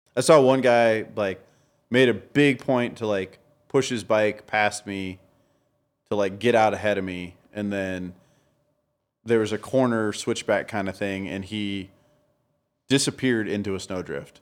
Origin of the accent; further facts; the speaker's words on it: Denver, Colorado, United States; No, I'm from Denver.